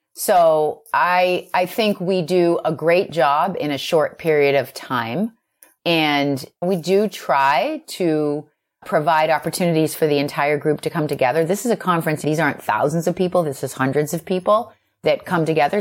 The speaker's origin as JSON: {"language": "English", "town": "Boston", "region": "Massachusetts", "country": "United States", "said": "I'm from Boston, and so I was asked to restart the New England chapter."}